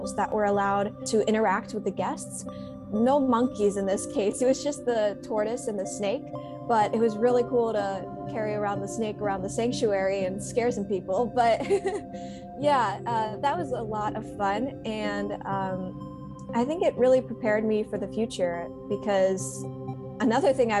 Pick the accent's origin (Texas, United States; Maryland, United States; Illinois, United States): Illinois, United States; Chicago; now in California, United States; I also used to visit Lincoln Park Zoo in my hometown of Chicago almost every weekend